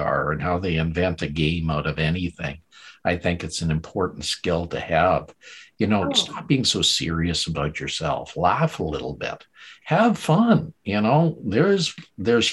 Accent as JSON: {"language": "English", "town": "Calgary", "region": "Alberta", "country": "Canada", "tie": "born or raised there", "said": "I grew up in Calgary, Alberta, Canada"}